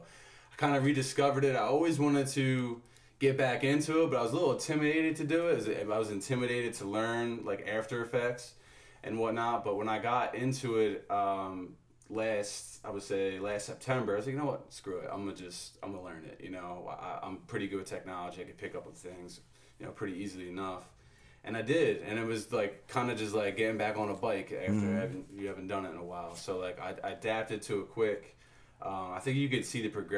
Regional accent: Philadelphia, Pennsylvania, United States; I was from Philly

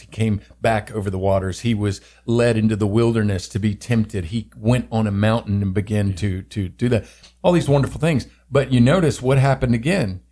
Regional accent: the South, United States; I grew up in the South

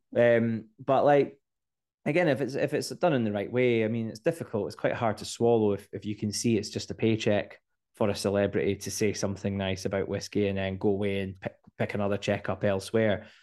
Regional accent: Scotland, United Kingdom; as Scottish people

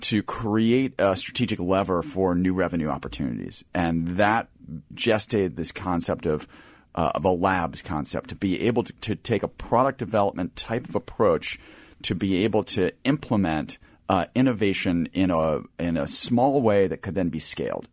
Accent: Philadelphia, Pennsylvania, United States; being in the Philadelphia area

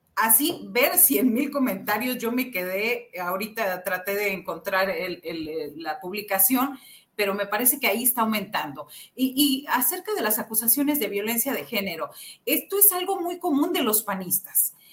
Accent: Xicoténcatl, Tamaulipas, Mexico; somos los dos de Jicotencatamaulipas, Tamaulipas, un, municipio muy pequeño

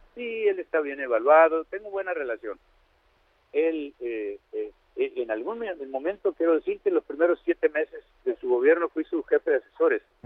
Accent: Badiraguato, Sinaloa, Mexico; also born or lived in Culiacán; Soy de Badiraguato

